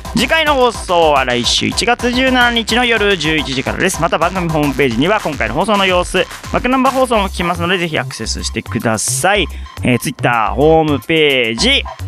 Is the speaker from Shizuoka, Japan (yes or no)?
no; Fukuoka, Japan; born or raised there; moved away